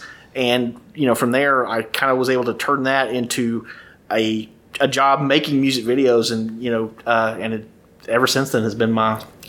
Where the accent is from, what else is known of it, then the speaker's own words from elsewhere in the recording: Edgewood, Texas, United States; moved away as an adult; also born or lived in Dallas, Texas / Marshall, Texas; now in Nashville, United States; I originally grew up in a little town called Edgewood in East Texas. I was born in Dallas, and I went to high school all through there, and I moved to Nashville in 2001. I've been here ever since.